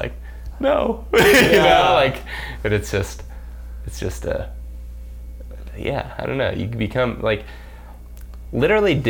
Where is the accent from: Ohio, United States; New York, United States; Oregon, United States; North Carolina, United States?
Ohio, United States; I was born in Ohio